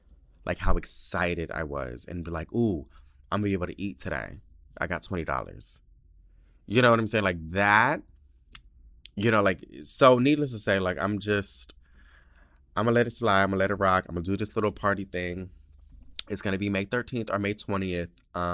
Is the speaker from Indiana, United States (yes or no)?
yes; Indiana, United States; now in New Jersey, United States; because I'm in New Jersey. I'm from Indiana, and I was just too scared to ride the subway by myself at that time.